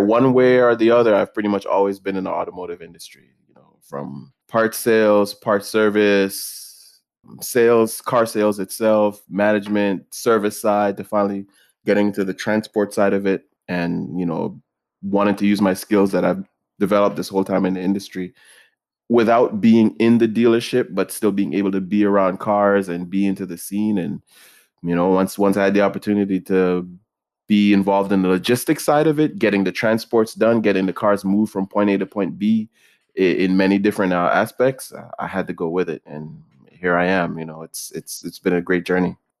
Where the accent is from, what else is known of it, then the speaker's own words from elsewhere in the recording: Jamaica; moved away; growing up in Jamaica